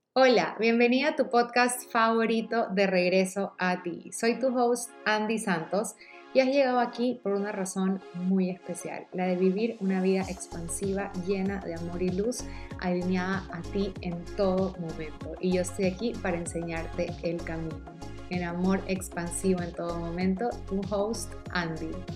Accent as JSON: {"language": "Spanish", "town": "Guayaquil", "region": "Guayas", "country": "Ecuador", "said": "Yo soy de Guayaquil, Ecuador"}